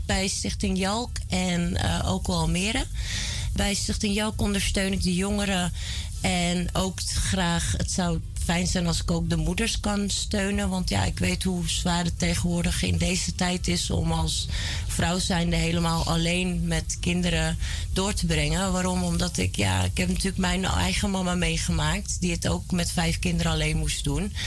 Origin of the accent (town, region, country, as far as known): Almere, Flevoland, Netherlands; born or raised there; also born or lived in Amsterdam / Belgium